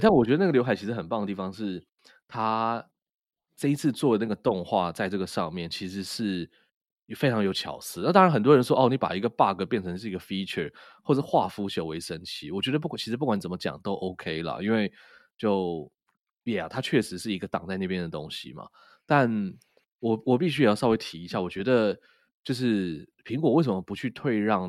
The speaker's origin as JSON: {"language": "Chinese", "region": "Taipei", "country": "Taiwan", "tie": "born or raised there", "said": "我们从小在台北长大"}